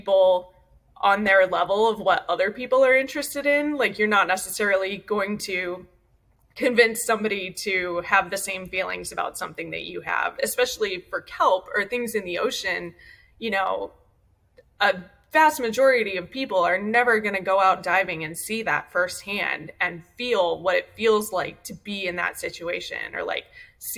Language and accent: English; Ohio, United States; now in Long Beach, United States; I grew up in Ohio.